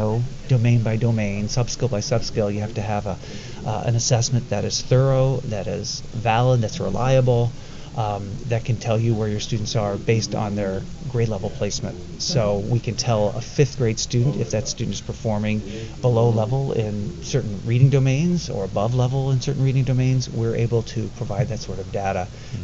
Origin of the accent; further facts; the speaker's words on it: Indianapolis, Indiana, United States; I'm from Indianapolis, Indiana.